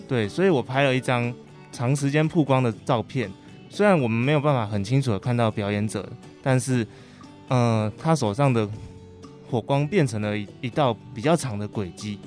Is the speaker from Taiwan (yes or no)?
yes; Puzi, Chiayi County, Taiwan; moved away as an adult; 朴子，我好，我的家乡